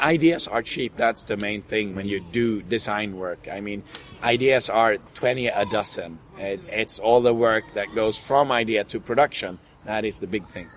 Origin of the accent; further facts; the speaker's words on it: Sweden; We're from Sweden